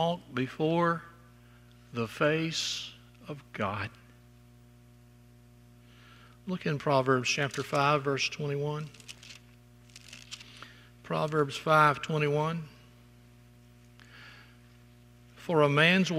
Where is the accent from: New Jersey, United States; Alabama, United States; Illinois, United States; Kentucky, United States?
Alabama, United States; South; growing up in South Alabama